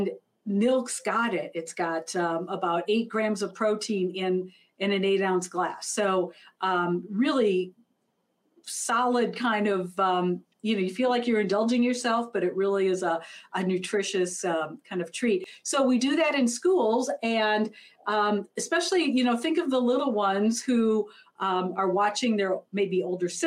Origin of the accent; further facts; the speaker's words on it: Minnesota, United States; I'm from Minnesota, I live in Minneapolis